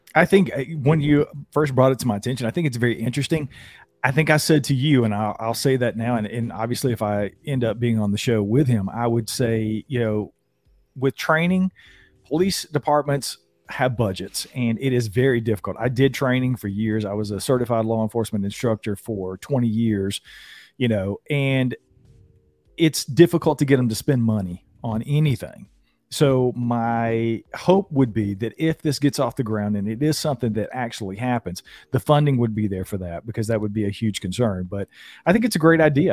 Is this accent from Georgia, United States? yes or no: yes; North Georgia, United States; born and raised in North Georgia in the mountains